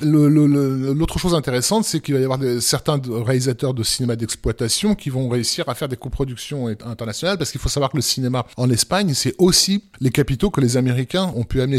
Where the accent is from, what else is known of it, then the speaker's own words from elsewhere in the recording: France; chez nous en France.